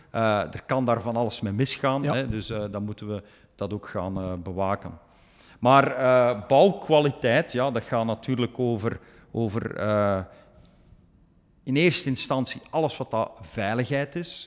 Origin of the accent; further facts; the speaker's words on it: Belgium; moved away as an adult; also born or lived in Chengdu, China; now in Chongqing, China; Ik ben zelf product van België.